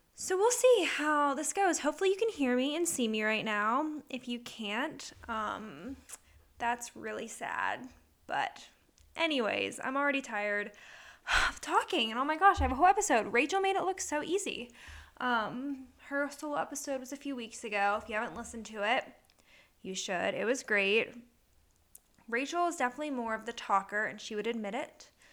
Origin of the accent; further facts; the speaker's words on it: Punxsutawney, Pennsylvania, United States; now in Manheim, United States; I was born in Punxsutawney, Pennsylvania, the weather capital of the world, Groundhog Day. Very proud of my hometown